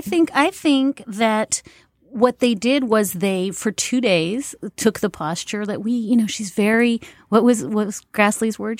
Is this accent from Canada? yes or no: yes; Canada; moved away; I am Canadian